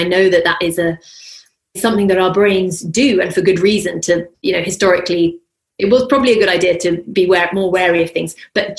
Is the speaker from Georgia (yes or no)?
no; London, United Kingdom; now in Denmark; Whereas I came from London, the idea that you would let your kids anywhere out of your sight